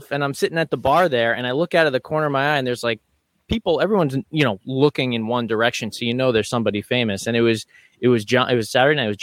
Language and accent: English; United States; I grew up an hour outside Manhattan